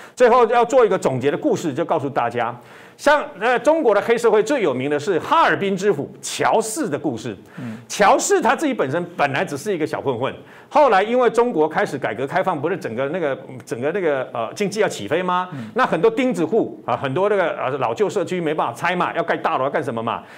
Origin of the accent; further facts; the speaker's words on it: Taiwan; 我们台湾人认知的